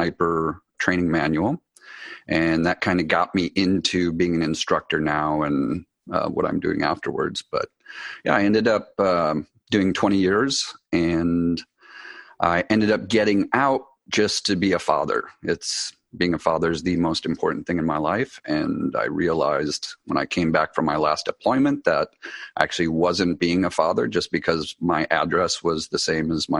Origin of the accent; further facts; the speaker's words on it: Wisconsin, United States; moved away as an adult; I grew up in Wisconsin